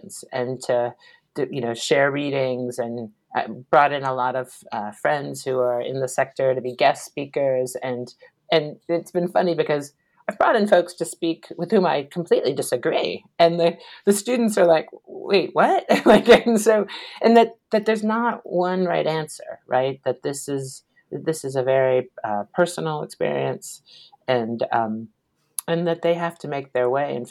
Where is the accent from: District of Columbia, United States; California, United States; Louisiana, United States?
District of Columbia, United States; Washington; I grew up in Washington, D.C.